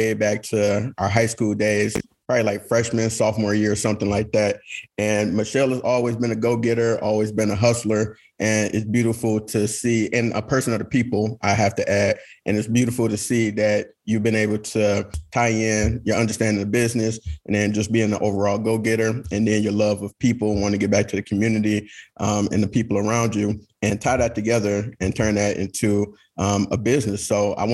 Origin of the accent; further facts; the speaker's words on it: Detroit, Michigan, United States; we're from Detroit